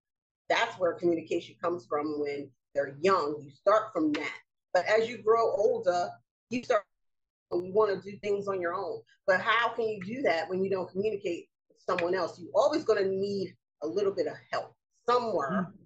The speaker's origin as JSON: {"language": "English", "country": "United States", "said": "being an American"}